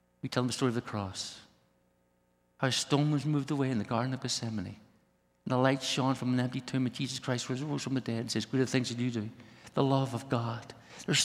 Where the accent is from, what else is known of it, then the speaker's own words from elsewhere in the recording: Belfast, Northern Ireland, United Kingdom; now in Brussels, Belgium; I was brought up in Ireland, Belfast